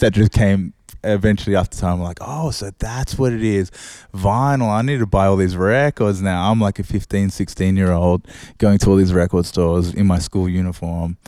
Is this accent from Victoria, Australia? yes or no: no; Sydney, New South Wales, Australia; I'm from Oz, uh, I'm from Sydney.